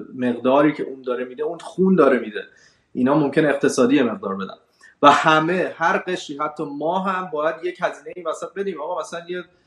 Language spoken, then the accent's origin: Persian; Iran; moved away; ما هم که اومدیم از ایران بیرون